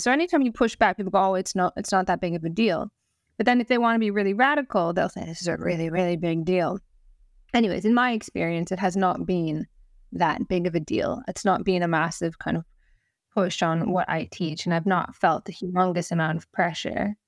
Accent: Canada; now in Wales, United Kingdom; I'm Canadian First Nations.

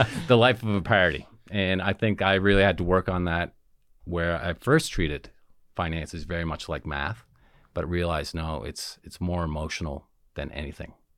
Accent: Antigonish, Nova Scotia, Canada; moved away as an adult; I grew up in Antigonish, sometimes known as the Little Vatican

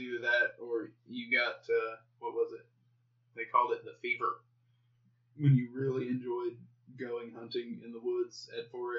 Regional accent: Arkansas, United States; I grew up in the South, out in the woods.

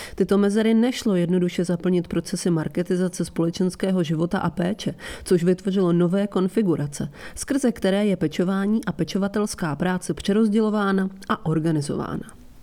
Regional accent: Italy; now in London, United Kingdom; Itálie, odkud pocházím

